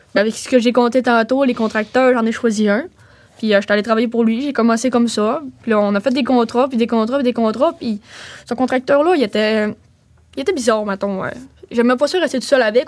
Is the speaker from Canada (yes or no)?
yes; Roberval, Quebec, Canada; also born or lived in Mashteuiatsh / Lac-Saint-Jean area; je suis née à Roberval. Euh, j'habitais là avec mon père, puis euh, ça, a fait, euh, ça fait un bon bout, puis après ça, je suis déménagée à Matabichouan